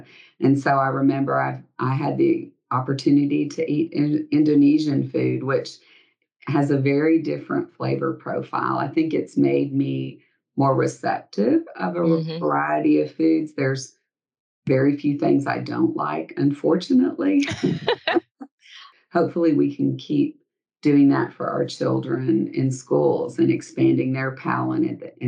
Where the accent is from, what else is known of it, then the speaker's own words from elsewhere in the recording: South Dakota, United States; born there; So as I mentioned, I was born in South Dakota